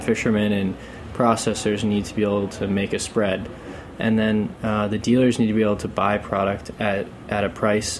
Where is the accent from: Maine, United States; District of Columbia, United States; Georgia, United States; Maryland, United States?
Maine, United States; There's one in my hometown called the Lobster Shack